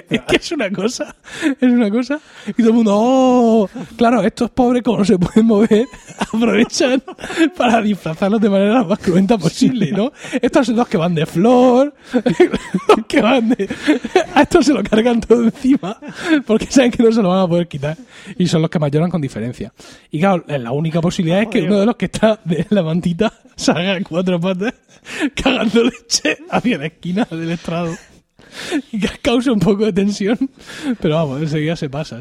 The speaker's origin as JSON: {"language": "Spanish", "town": "Murcia", "region": "Region of Murcia", "country": "Spain", "also_born_or_lived": "Elche", "said": "Yo soy de aquí de Murcia"}